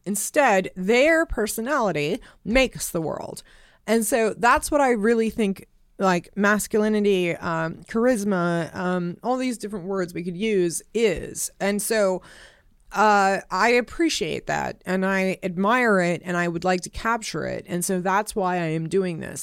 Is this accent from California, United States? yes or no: yes; Los Angeles, California, United States; moved away as an adult; also born or lived in Nevada; I grew up in Hollywood